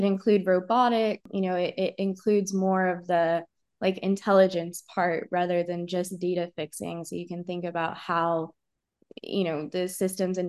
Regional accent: Cosby, Tennessee, United States; moved away; also born or lived in Indiana; So I grew up near Cosby, Tennessee

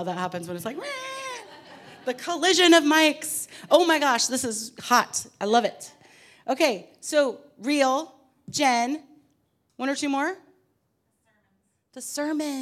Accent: Portland, Oregon, United States; I was raised in Portland, Oregon, in the middle of three girls to a pipe fitter and a seamstress

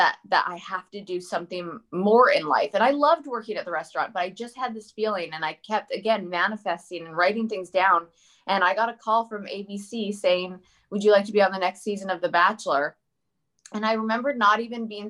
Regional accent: Leduc, Alberta, Canada; also born or lived in British Columbia / Newfoundland / Germany / Vancouver; now in United States; as a young kid growing up in Leduc

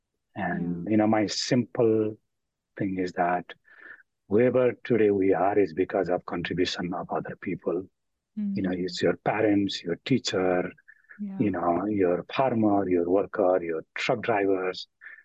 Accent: Nepal; moved away as an adult; now in United States; even though I was born in Nepal, but I am very much connected to India.

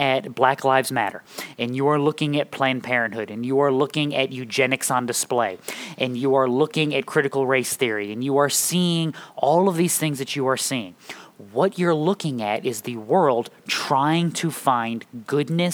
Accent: Ireland; I'm Irish

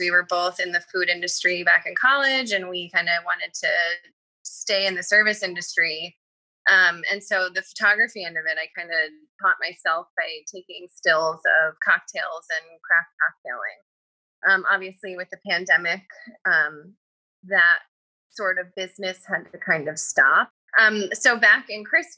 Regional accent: Troy, New York, United States; This is where I'm from. Troy, New York

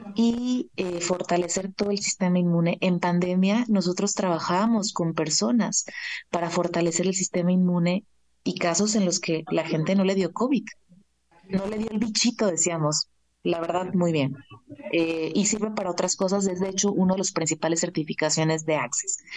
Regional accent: Guadalajara, Jalisco, Mexico; moved away as an adult; now in Mexico City, Mexico; Vivo en Ciudad de México desde hace 12 años, pero soy originaria de Guadalajara, Jalisco

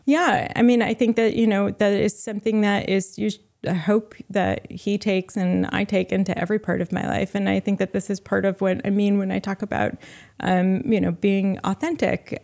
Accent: Rhode Island, United States; also born or lived in Providence, Rhode Island; I'm from Rhode Island. Um, I grew up in a beach town with 12,000 residents in the winter

